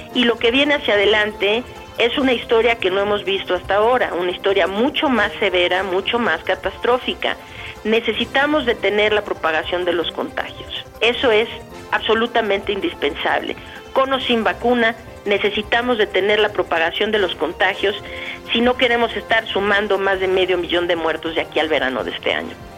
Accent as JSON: {"language": "Spanish", "town": "Guadalajara", "region": "Jalisco", "country": "Mexico", "said": "ahí en mi tierra, de hecho, yo también soy tapatía, soy de allá, de Guadalajara"}